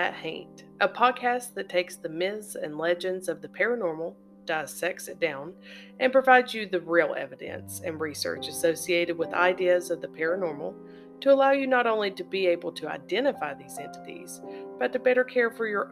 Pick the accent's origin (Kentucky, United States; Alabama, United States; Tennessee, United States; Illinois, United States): Kentucky, United States; Eastern; my hometown and area of Eastern Kentucky